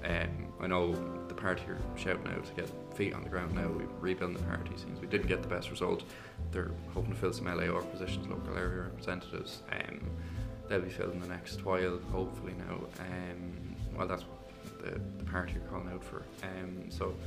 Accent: Kilcock, Leinster, Ireland; now in Prosperous, Ireland; I grew up in Kilcock.

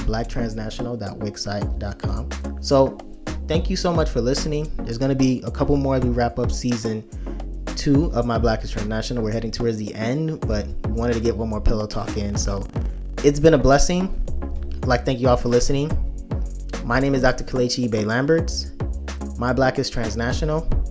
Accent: Nigeria; now in United States; me being African immigrant

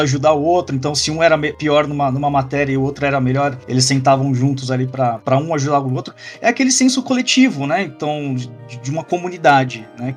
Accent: Brazil; Aqui agora como, como brasileiro

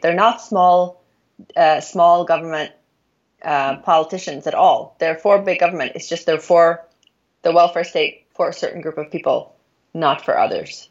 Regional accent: Norway; also born or lived in United States; I'm from Norway

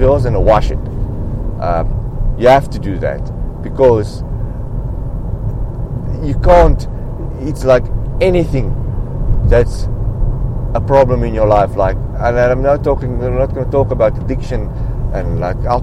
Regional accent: South Africa; I am from South Africa

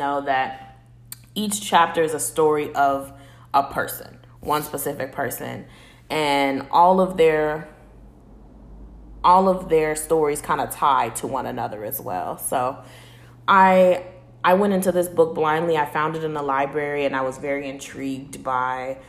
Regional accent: Chicago, Illinois, United States; growing up in Chicago

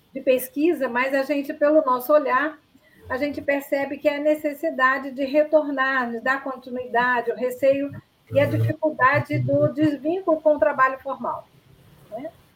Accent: Niterói, Rio de Janeiro, Brazil; moved away; also born or lived in Cuiabá; eu sou de Niterói

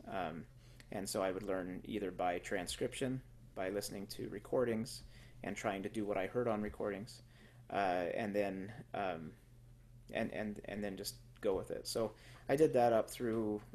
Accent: Twin Falls, Idaho, United States; I grew up in Twin Falls, um, Idaho

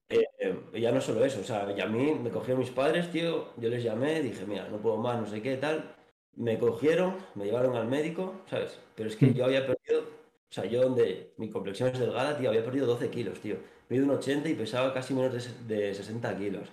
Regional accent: Asturias, Spain; moved away as an adult; now in Valladolid, Spain; soy nací en Asturias, cosas de la vida. Me trajeron aquí a Valladolid en el 2020

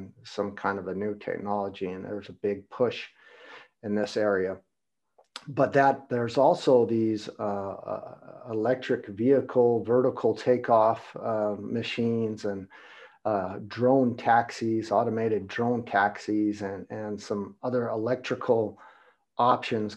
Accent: United States; I'm from America and I have businesses and productions all over the world

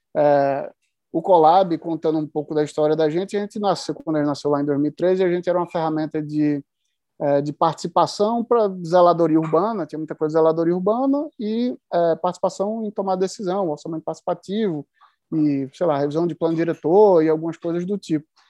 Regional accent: Pernambuco, Brazil; eu sou pernambucano e estou no interior de Pernambuco agora

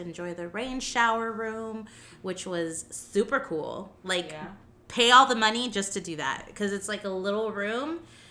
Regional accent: Miami, Florida, United States; From here. Born and raised.

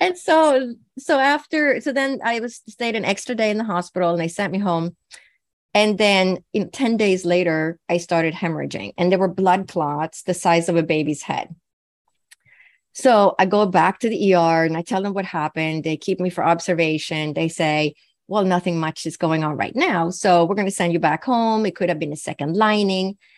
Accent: Sweden; I was born and raised in Sweden

